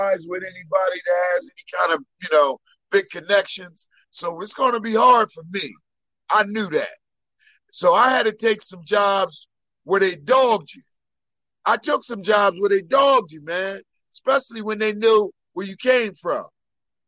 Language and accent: English; Wilmington, Delaware, United States; born and raised in Wilmington, Delaware, the first state.